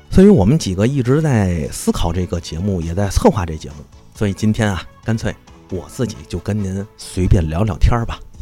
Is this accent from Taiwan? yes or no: no; Tianjin, China; 作为天津人